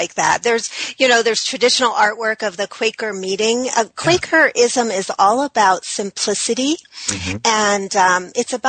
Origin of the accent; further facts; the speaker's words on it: New England, United States; I was raised in New England